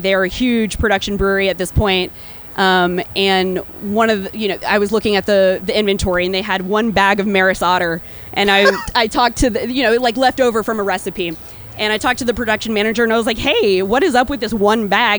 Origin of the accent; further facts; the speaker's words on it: Texas, United States; moved away as an adult; also born or lived in Austin, Texas / Chicago, Illinois; now in Santa Fe, United States; I am a Texan born and raised